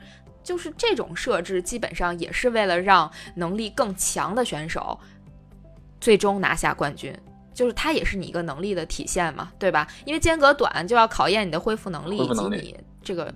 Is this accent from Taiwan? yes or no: no; China; 真的是我们中国人都有机会站上这个，感觉是奥运会。